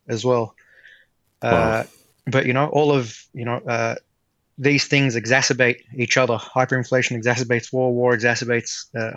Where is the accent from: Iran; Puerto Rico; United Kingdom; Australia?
Australia; I grew up in Australia